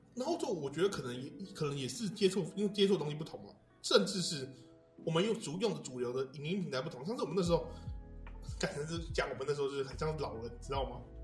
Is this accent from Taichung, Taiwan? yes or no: yes; Houli, Taichung, Taiwan; 我们都是后里人